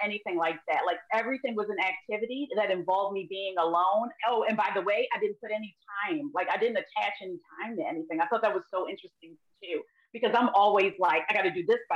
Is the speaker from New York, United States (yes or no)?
no; Baltimore, Maryland, United States; I'm born and raised in Baltimore